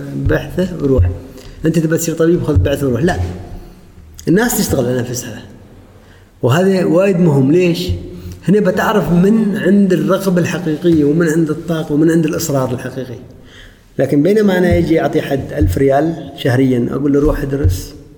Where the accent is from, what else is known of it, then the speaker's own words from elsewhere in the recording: Oman; اقول عمان